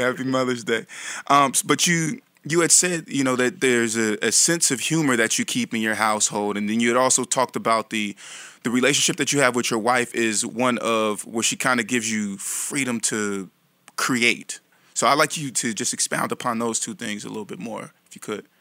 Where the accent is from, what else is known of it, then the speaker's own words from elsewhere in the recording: Vallejo, California, United States; my hometown of Vallejo